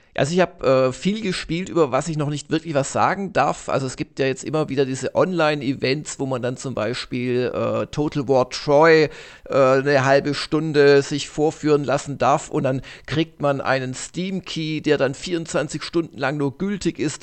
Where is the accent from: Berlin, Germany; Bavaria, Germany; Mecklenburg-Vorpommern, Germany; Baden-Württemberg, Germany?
Baden-Württemberg, Germany; Ilsfeld; in Ilsfeld waren, in meinem Heimatdorf